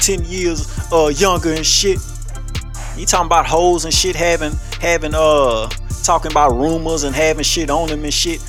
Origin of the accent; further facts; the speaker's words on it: Louisiana, United States; I'm from Louisiana.